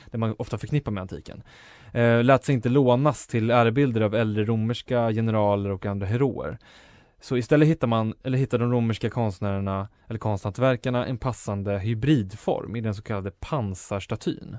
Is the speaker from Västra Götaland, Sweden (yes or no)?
no; Enköping, Uppsala County, Sweden; min hemstad Enköping